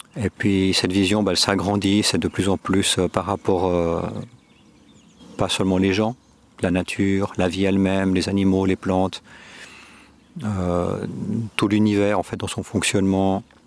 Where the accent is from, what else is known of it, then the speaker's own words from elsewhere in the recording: Geneva, Switzerland; moved away as an adult; now in Córdoba, Spain; je suis né en Suisse, à Genève. Mes parents sont espagnols